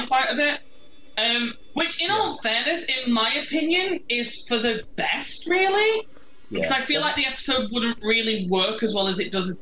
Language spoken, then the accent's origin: English; the north of England, United Kingdom; I'm from a part of England where that is still like a very commonly used word for a cigarette.